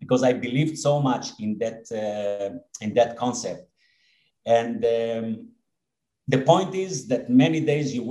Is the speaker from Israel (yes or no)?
yes; Israel; I was born and raised here in Israel, and most of my life have been spent here in Israel